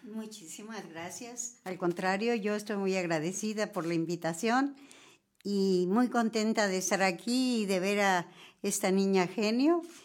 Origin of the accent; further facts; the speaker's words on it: San Juan del Río, Querétaro, Mexico; aún siendo queretana